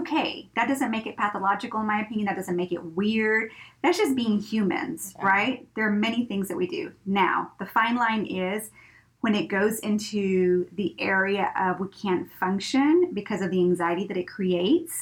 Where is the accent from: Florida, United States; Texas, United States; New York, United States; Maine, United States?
Texas, United States; Brownsville; I grew up in Brownsville, you know, which borders with Mexico, with Matamoros.